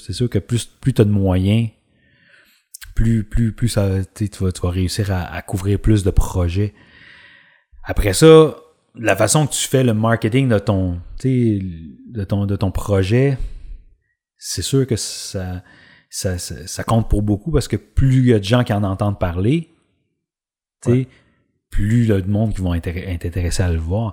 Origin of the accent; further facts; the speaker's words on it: Drummondville, Quebec, Canada; j'ai grandi à Drummondville